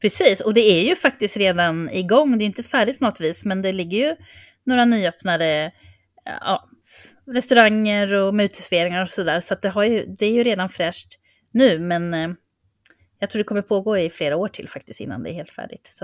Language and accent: Swedish; Sweden; vi som svenskar